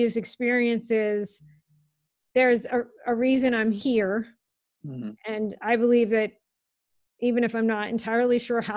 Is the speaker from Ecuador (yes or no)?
no; Worcester, Massachusetts, United States; moved away; I came from Worcester, Massachusetts